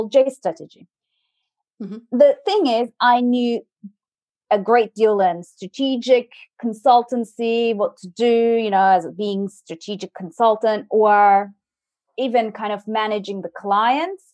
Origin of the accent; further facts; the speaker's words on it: Turkey; moved away as an adult; also born or lived in France; now in United Kingdom; I'm originally from Turkey, and I moved to France when I was 19, studied there